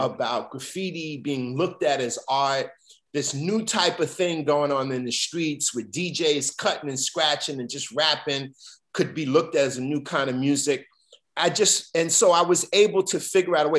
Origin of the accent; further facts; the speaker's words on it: New York City, New York, United States; growing up in Bed-Stuy, Brooklyn, where my dad also pretty much grew up